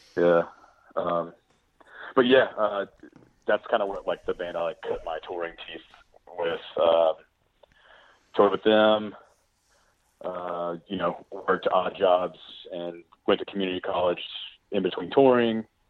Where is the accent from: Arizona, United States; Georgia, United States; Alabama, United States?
Alabama, United States; Birmingham; also born or lived in Montgomery, Alabama / Nashville, Tennessee; I was born in Montgomery, Alabama, then moved here as a kid, Birmingham. Grew up here